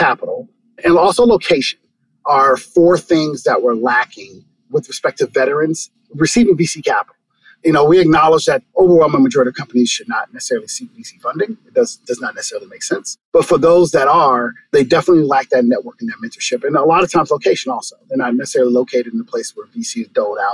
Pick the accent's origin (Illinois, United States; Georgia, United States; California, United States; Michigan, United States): Illinois, United States; Chicago; moved away as an adult; I'm originally from Chicago, went to the Naval Academy